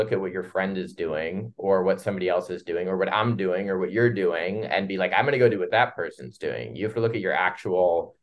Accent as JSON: {"language": "English", "town": "Columbus", "region": "Ohio", "country": "United States", "moved": "yes", "said": "I'm from Midwest, Columbus, Ohio."}